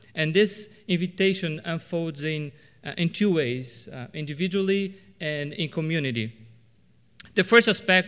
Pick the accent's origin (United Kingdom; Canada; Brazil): Brazil; As you might know, I was born and raised in Brazil. And one thing that probably every Brazilian would agree with is that beans are supposed to be a savory dish.